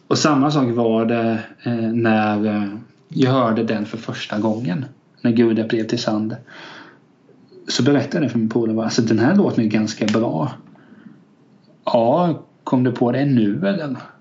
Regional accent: Kalmar County, Sweden; Jag är uppväxt i liksom en liten fjantig kyrkby.

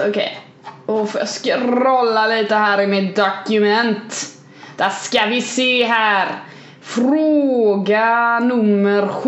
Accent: Kalmar, Kalmar County, Sweden; Jag är från Kalmar för fan.

